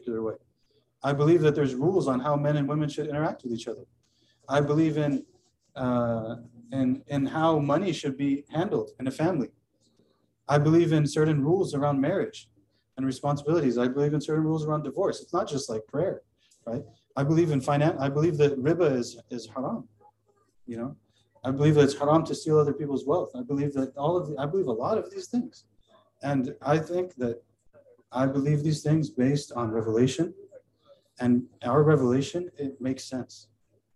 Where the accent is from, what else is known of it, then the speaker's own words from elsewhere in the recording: United States; I have no doubt that I'm an American. I have no doubt. Like, and most of us who are born and raised here